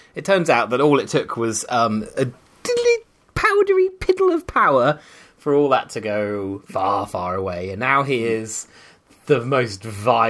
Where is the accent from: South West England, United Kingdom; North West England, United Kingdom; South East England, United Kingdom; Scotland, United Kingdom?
South East England, United Kingdom; Guildford; I grew up in Guildford